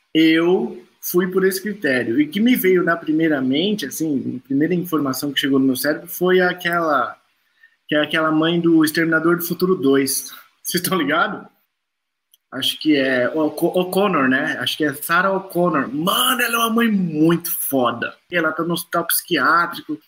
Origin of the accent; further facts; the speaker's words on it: São Paulo, Brazil; Campo Limpo, onde eu nasci